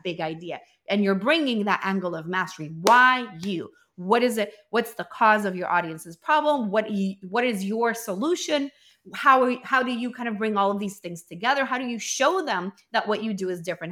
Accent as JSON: {"language": "English", "country": "Venezuela", "also_born_or_lived": "Colombia", "said": "we're from Venezuela, but we were in Colombia"}